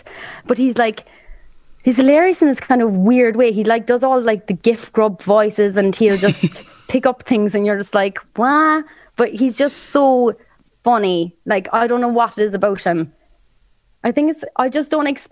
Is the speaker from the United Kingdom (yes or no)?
no; Ireland; accent: Irish; I have to be Irish because I am Irish